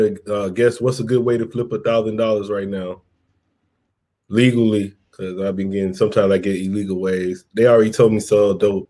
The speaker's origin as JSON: {"language": "English", "region": "Mississippi", "country": "United States", "moved": "yes", "lives_now": "San Diego, United States", "said": "I'm in San Diego, but I'm from Mississippi. I've been out here for like 20 years now."}